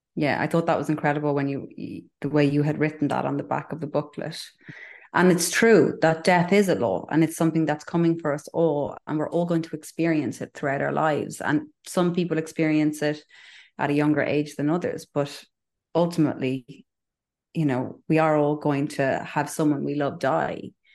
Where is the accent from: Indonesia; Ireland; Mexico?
Ireland; I'm Irish